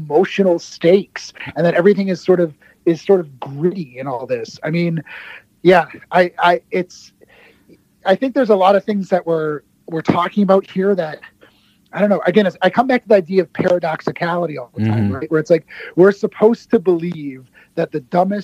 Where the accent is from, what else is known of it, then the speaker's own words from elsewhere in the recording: Canada; I'm a Canadian